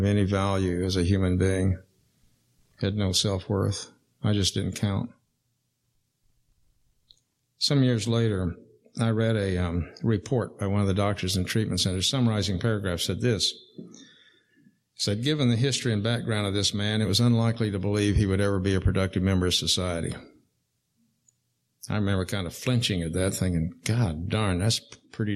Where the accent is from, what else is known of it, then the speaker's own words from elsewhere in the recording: Wichita, Kansas, United States; I was born in Wichita, Kansas, September 1938.